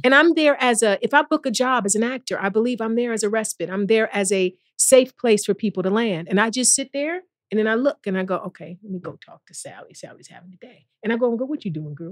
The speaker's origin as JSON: {"language": "English", "town": "East Cleveland", "region": "Ohio", "country": "United States", "said": "I'm from East Cleveland."}